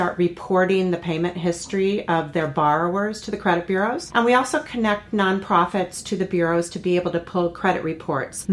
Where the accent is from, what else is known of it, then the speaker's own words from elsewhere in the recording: outside of Chicago, Illinois, United States; I grew up in Illinois outside of Chicago in a very Midwestern town.